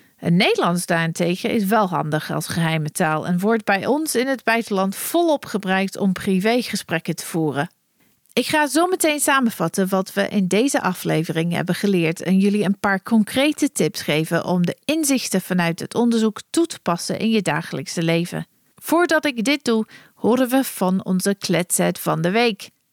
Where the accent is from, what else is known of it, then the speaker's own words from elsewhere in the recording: England, United Kingdom; first language English; Dutch is a second language; moved away as an adult; also born or lived in Germany; now in Netherlands; met mijn familie in Engeland